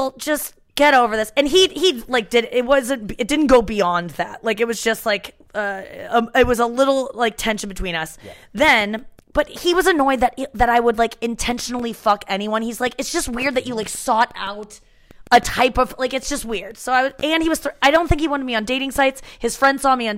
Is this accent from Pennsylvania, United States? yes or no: no; St. Louis, Missouri, United States; When I grew up in St. Louis